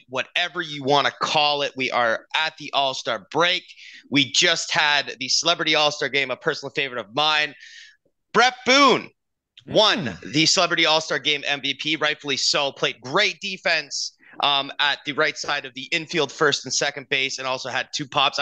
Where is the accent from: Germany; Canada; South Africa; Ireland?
Canada; us being Canadian